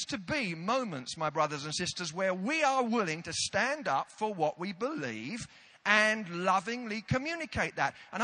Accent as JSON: {"language": "English", "country": "United Kingdom", "said": "we're British"}